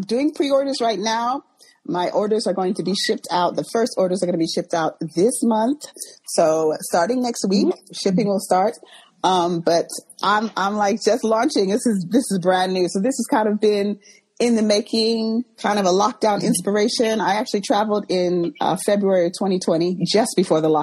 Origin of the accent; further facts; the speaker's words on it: Texas, United States; moved away as an adult; also born or lived in London, United Kingdom; now in United Kingdom; at the age of five, I moved to the U.S. I was raised in Texas, schooled in Texas and all that, went to university in Texas